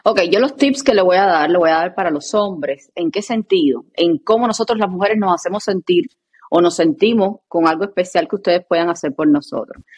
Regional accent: Cuba; en mi país a las personas no les gusta decir el nombre con el apellido

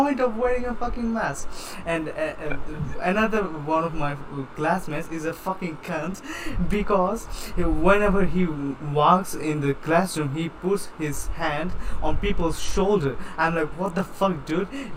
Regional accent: United States; I'm American

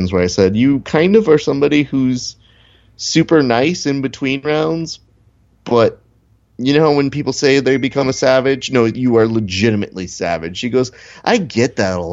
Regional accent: Hacienda Heights, California, United States; I'm from Hacienda Heights.

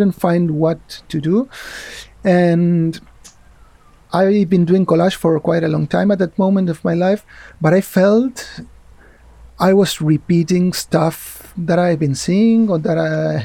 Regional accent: Argentina; moved away as an adult; also born or lived in Spain; now in Barcelona, Spain; I grew up in Argentina

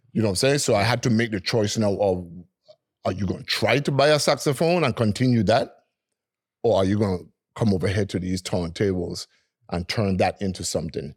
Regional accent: Frenchtown, Saint Thomas, U.S. Virgin Islands; I was born and raised in Freedom Hoy in Saint Thomas

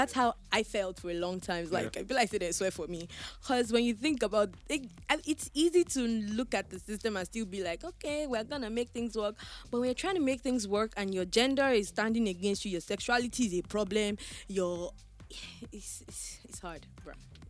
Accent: Ilorin, Kwara, Nigeria; And I came from Ilorin. Anybody in Bitiman is my family member that will come and help my life.

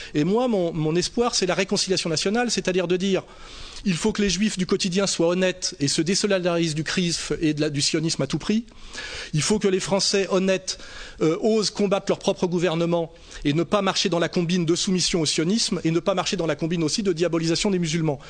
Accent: France; en tant que Français de souche, de confession catholique

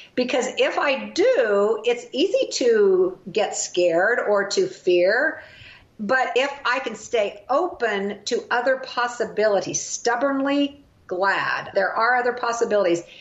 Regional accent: Kansas, United States; Kansas, my home state.

